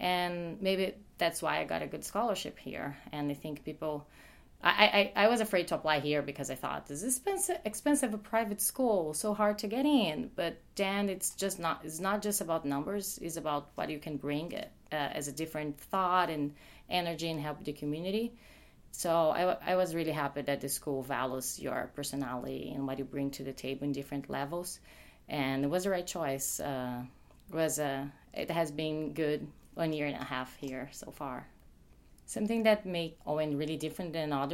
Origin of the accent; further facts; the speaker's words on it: Brazil; moved away as an adult; now in United States; I'm from Brazil